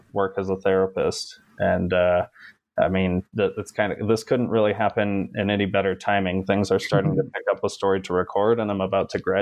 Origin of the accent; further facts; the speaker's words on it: Kalamazoo, Michigan, United States; moved away as an adult; now in Colorado, United States; I'm also a Michigan native, where we call pop, pop. soda happens somewhere else. So I'm from Kalamazoo. I grew up there